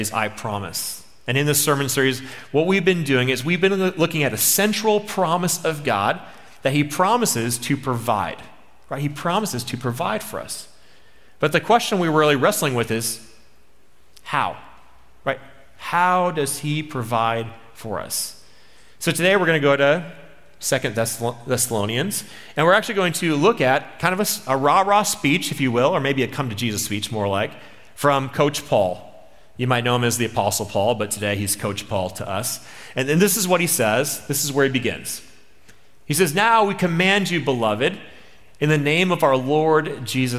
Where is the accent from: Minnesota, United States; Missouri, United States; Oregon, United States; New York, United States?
Minnesota, United States; I'm from Minnesota